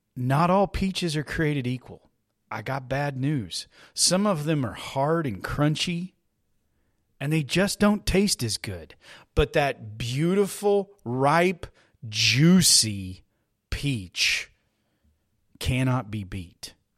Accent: Texas, United States; I'm a Texan. I live here in Texas

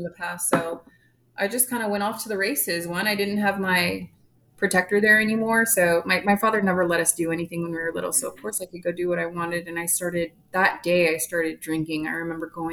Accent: San Antonio, Texas, United States; I grew up here in San Antonio, Texas

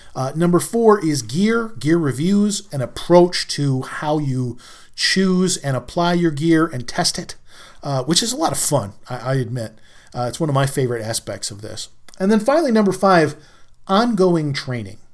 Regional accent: New York, United States; I'm a New Yorker

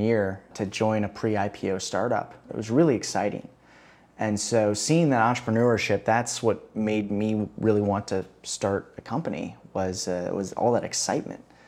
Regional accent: Chicago, Illinois, United States; moved away as an adult; also born or lived in Boston; now in Rio de Janeiro, Brazil; I grew up in Chicago

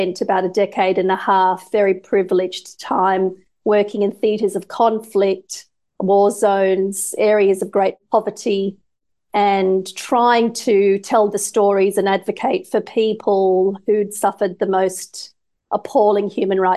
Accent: Australia; Growing up in Australia in the 70s

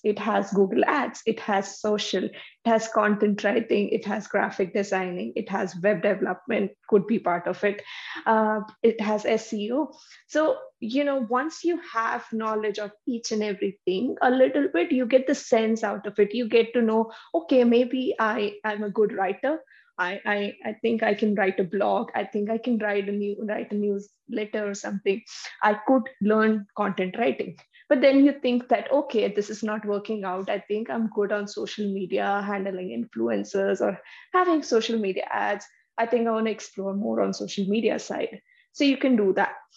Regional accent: Vadodara, Gujarat, India; moved away as an adult; now in Canada; I'm also from Baroda. I did my education over there

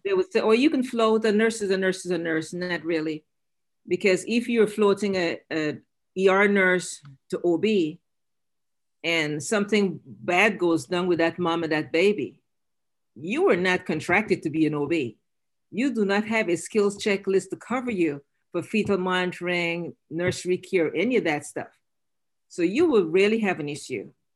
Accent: Guyana; moved away

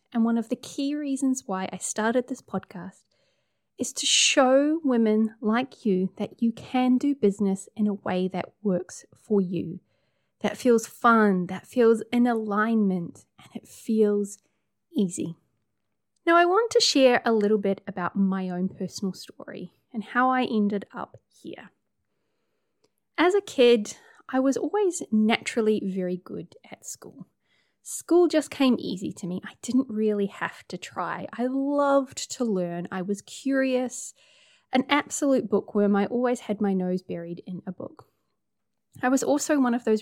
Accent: New Zealand; accent: Kiwi; also born or lived in Hamilton, New Zealand; I'm a Kiwi, as you can tell by the accent. I live in Hamilton, which is in the North Island of New Zealand

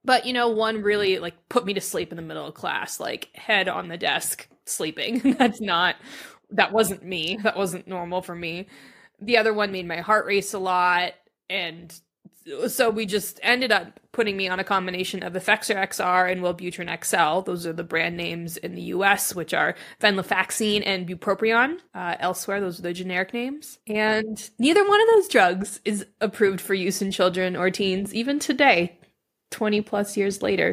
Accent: Reno, Nevada, United States; grew up in Reno, Nevada

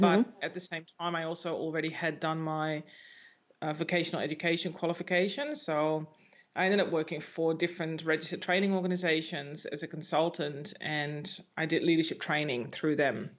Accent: Netherlands; moved away; I'm from the Netherlands

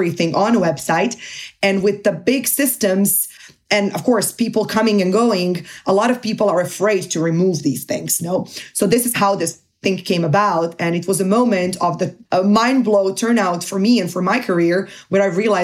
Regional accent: Zagreb, City of Zagreb, Croatia; moved away as an adult; also born or lived in Portugal / Barcelona, Spain; now in Munich, Germany; I'm originally from Croatia, from Zagreb. I lived there and finished my master's degree until I was 23

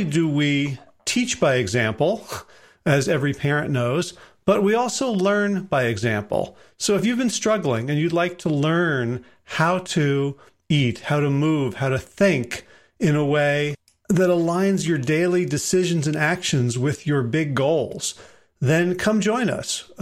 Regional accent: South Orange, New Jersey, United States; I grew up in South Orange.

